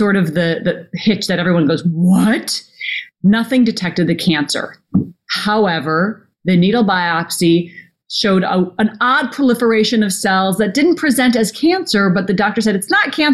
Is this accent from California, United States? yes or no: no; Minnesota, United States; when I was a little girl growing up in Minnesota